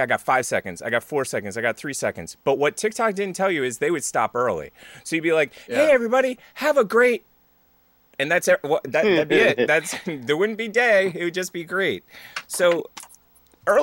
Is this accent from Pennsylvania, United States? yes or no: yes; Philadelphia, Pennsylvania, United States; moved away; also born or lived in California; I'm from Philly